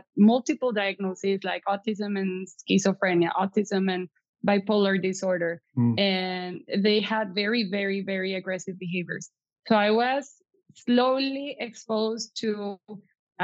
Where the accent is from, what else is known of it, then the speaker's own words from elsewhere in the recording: Piedras Negras, Coahuila, Mexico; English is a second language; moved away as an adult; also born or lived in Eagle Pass, Texas; now in Monterrey, Mexico; I was raised in Piedras Negras until I graduated from prepa.